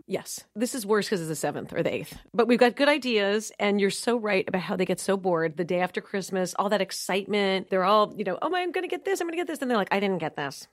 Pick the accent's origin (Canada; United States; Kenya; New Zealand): United States; New York City, New York; now in Dallas, United States; I grew up in New York City living at museums on weekends